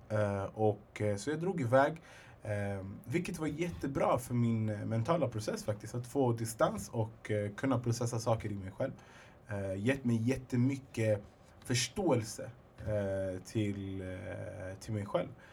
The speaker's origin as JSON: {"language": "Swedish", "area": "Alby", "region": "Stockholm County", "country": "Sweden", "said": "jag är egentligen från södra Stockholm, från Alby"}